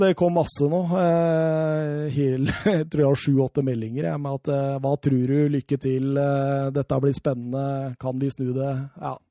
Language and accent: Norwegian; Norway; vi gutta som sitter og ser på på TV-en hjemme i Norge